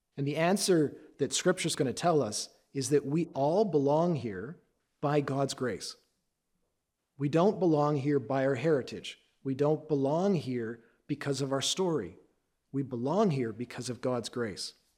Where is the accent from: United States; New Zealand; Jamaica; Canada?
Canada; I am Canadian. My dad's side, my, on my dad's side, he was Dutch. On my mom's side, she was Scottish and English